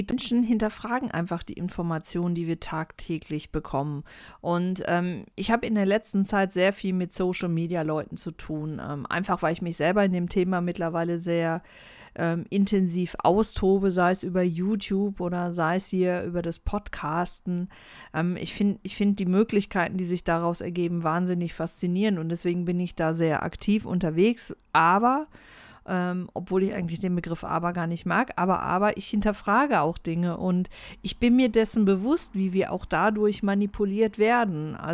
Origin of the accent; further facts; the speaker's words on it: Germany; moved away as an adult; ich bin in Deutschland aufgewachsen, ich bin hier groß geworden und bin dann erst mit ähm, Anfang 20 habe ich den Schritt gemacht in die große weite Welt